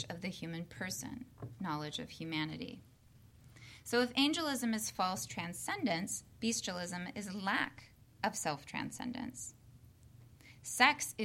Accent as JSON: {"language": "English", "region": "Midwest", "country": "United States", "tie": "born or raised there", "also_born_or_lived": "the South", "moved": "yes", "lives_now": "Southern United States", "said": "I'm a Midwesterner by birth"}